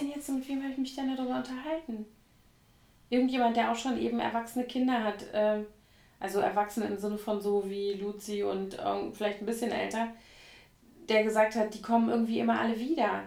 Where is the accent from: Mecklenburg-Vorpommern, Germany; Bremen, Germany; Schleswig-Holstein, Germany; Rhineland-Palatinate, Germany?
Rhineland-Palatinate, Germany; Koblenz; now in Berlin, Germany; Koblenz aus, meiner Heimatstadt